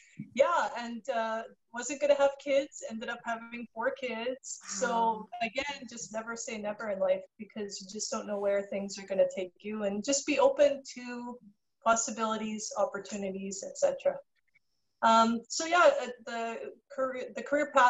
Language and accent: English; Canada; I got my Bachelor of Commerce from the University of Manitoba. I'm from Canada